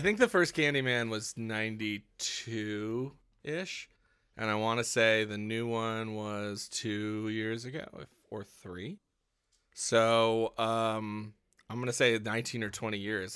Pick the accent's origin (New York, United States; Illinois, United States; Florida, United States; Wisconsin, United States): Wisconsin, United States; moved away; I grew up in Wisconsin